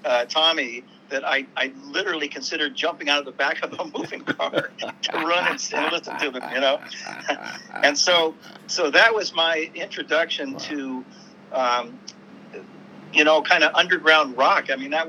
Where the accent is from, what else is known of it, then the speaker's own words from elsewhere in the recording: Sacramento, California, United States; born there; I was born in Sacramento, but I...